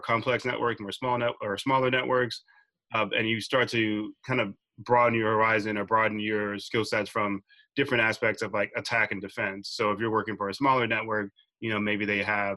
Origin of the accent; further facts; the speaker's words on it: Dallas, Texas, United States; I'm originally from Dallas, Texas